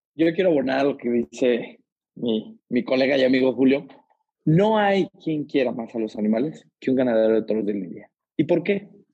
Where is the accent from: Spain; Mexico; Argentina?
Mexico; Aguascalientes; yo soy de Aguascalientes